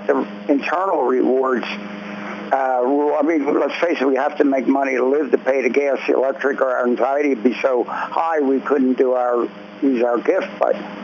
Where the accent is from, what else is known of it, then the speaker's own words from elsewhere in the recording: Philadelphia, Pennsylvania, United States; I grew up in North Philly